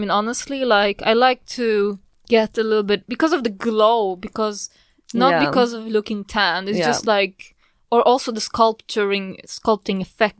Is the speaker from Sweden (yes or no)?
yes; Sweden; born there; also born or lived in Poland; I mean, I was born in Sweden, so it's a little bit of back and forth.